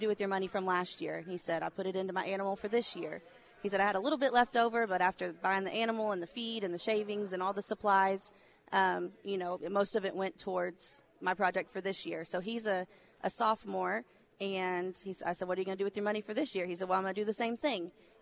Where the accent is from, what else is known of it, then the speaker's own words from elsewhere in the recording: Riesel, Texas, United States; I grew up in Riesel, just down the road in McLennan County